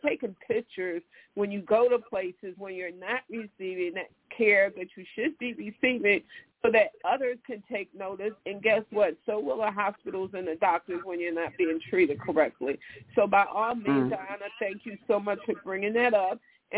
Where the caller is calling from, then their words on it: Chicago, Illinois, United States; I am calling from Chicago